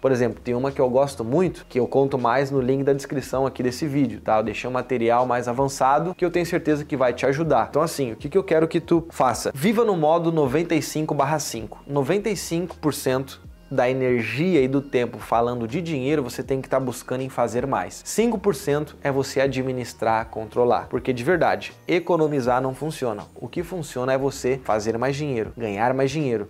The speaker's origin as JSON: {"language": "Portuguese", "town": "Porto Alegre", "region": "Rio Grande do Sul", "country": "Brazil", "tie": "born or raised there", "also_born_or_lived": "São Paulo", "moved": "yes", "lives_now": "Florianópolis, Brazil", "said": "eu nasci em Porto Alegre. Eu já morei em vários lugares, morei em São Paulo, estou morando aqui, né, depois em Floripa"}